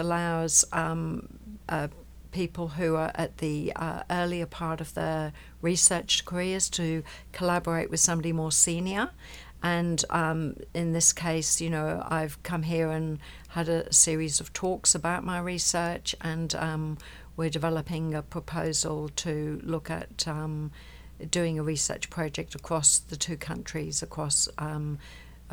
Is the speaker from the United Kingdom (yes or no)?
yes; England, United Kingdom; also born or lived in Coffs Harbour, Australia; now in Australia; I grew up in England.